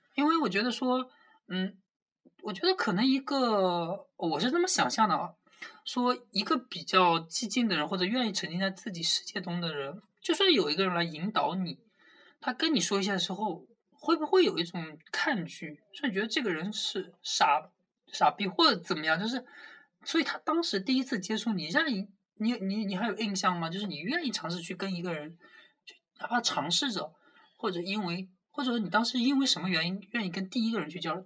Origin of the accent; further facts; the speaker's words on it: Jiangsu, China; 虽然作为一名江苏人，对于辣的东西没有很大的那个共鸣感